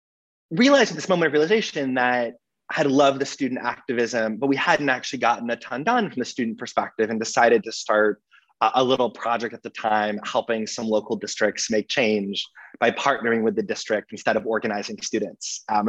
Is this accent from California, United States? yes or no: yes; Los Angeles, California, United States; moved away as an adult; now in Boston, United States; So I'm in Boston now, but I was born and raised in Los Angeles.